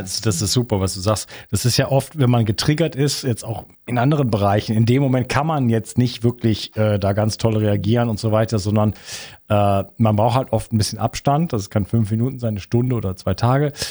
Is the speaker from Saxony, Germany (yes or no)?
no; Wuppertal, North Rhine-Westphalia, Germany; Bei uns in Wuppertal